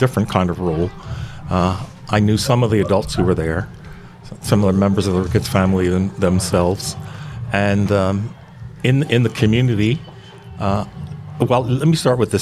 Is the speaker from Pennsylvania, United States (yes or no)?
yes; West Chester, Pennsylvania, United States; also born or lived in Pottstown, Pennsylvania; when I was growing up in Westchester, where I was born and raised